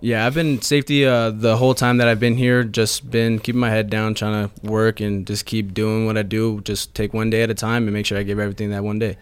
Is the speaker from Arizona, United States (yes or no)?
yes; San Tan Valley, Arizona, United States; also born or lived in Mesa, Arizona; I didn't grow up in, uh, Mesa. I grew up in a small town called Santan Valley.